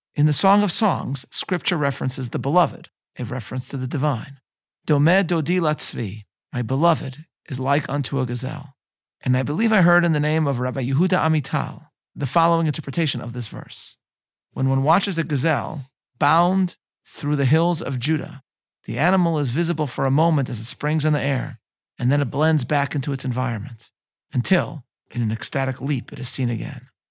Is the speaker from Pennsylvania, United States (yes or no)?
no; Chicago, Illinois, United States; my hometown of Chicago